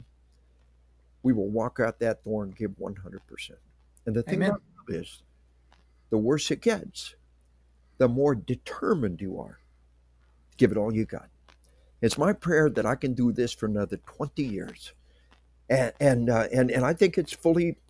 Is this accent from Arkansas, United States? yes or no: yes; Arkansas, United States; She was 15 when I proposed to her. I was 17. We are from Arkansas.